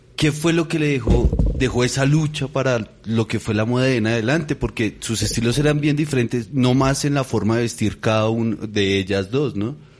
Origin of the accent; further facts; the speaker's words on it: Bogotá, Colombia; yo crecí en el Tunal